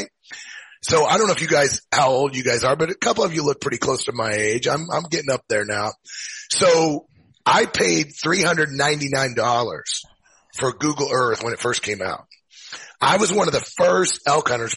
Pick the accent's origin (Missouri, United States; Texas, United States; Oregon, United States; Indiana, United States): Missouri, United States; Columbia; moved away as an adult; also born or lived in Springfield, Missouri; now in Missoula, United States; I'm from Missouri. I grew up in Missouri, you know, pretty much in the center of Missouri